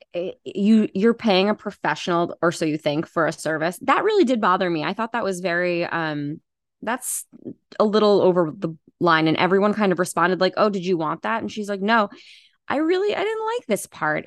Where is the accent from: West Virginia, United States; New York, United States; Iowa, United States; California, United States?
New York, United States; Long Island; I'm from New York, from Long Island.